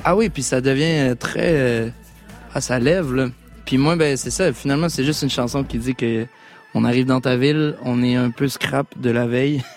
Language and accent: French; Quebec City, Quebec, Canada; petit garçon blanc de la ville de Québec